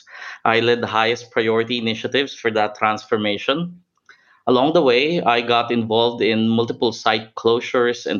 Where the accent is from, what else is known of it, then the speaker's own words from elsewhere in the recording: Manila, Metro Manila, Philippines; I'm originally from Manila